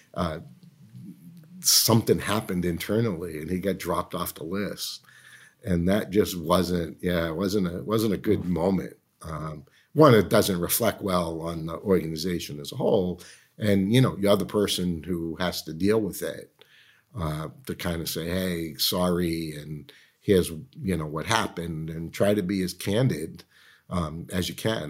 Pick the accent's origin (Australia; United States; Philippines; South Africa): United States; Medford, Massachusetts; moved away as an adult; When I was growing up in Medford, Massachusetts